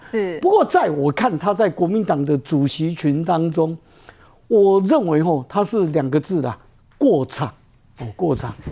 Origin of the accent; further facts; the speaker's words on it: Taiwan; 我们两千三百万，我们台湾人